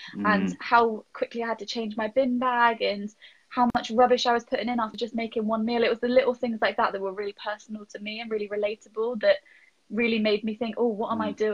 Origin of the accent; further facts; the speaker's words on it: Trowbridge, South West England, United Kingdom; I am from Trowbridge